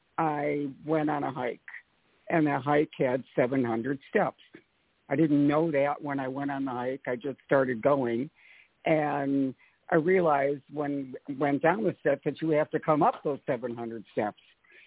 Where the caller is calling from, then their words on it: Atlanta, Georgia, United States; I'm from Atlanta.